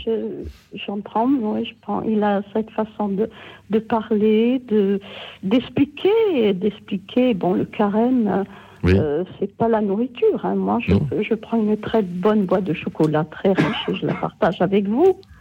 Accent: Corsica, France; je suis corse

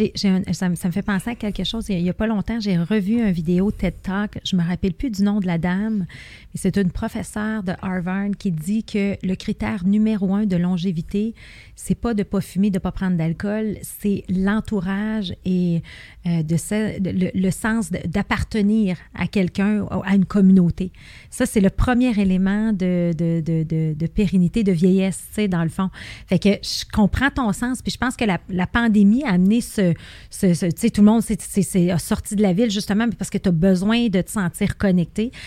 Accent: Rive-Nord, Quebec, Canada; on est de la Rive-Nord les deux

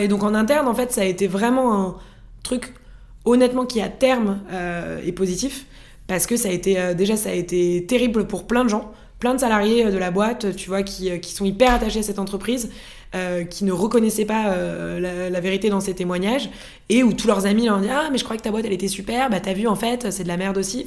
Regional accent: France; moved away as an adult; also born or lived in Norway

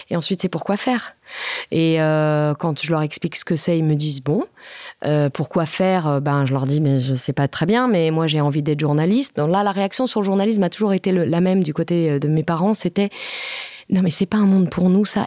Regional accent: France; first language Italian; French is a second language; moi aussi, je suis française

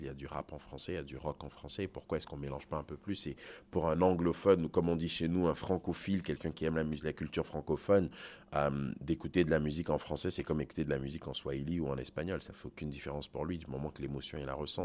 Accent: Côte d’Ivoire; moved away as an adult; also born or lived in Togo; now in Canada; je suis né en Côte d'Ivoire, mes parents sont du Togo, j'ai grandi dans le système français, je, je, suis au Canada depuis 23 ans maintenant

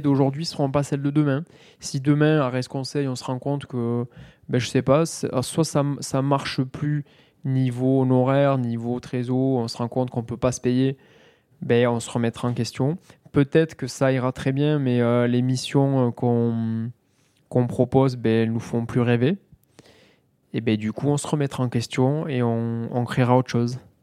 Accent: Mazamet, Occitania, France; also born or lived in Toulouse; je viens de, de Mazamé, dans le Tarl

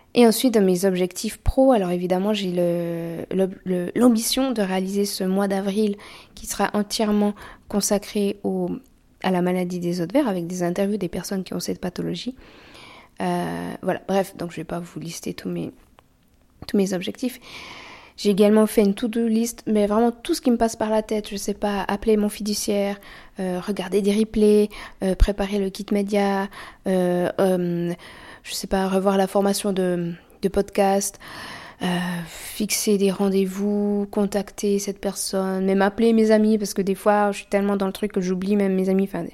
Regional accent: Switzerland; On est suisse

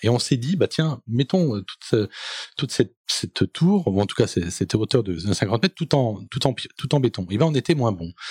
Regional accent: Seine-Saint-Denis, Île-de-France, France; je suis issu de, de, de Seine-Saint-Denis, bien évidemment, d'une famille euh, qui est partie de Bervilliers

